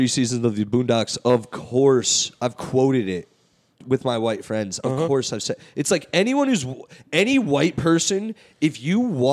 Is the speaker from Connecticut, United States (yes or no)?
yes; Middletown, Connecticut, United States; born or raised there